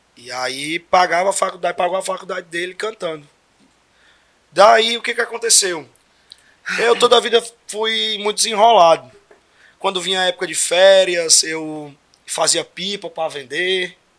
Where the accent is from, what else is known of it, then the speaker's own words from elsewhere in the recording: Araguaína, Tocantins, Brazil; sou daqui de Araguaína, nasci aqui, sou tocantinense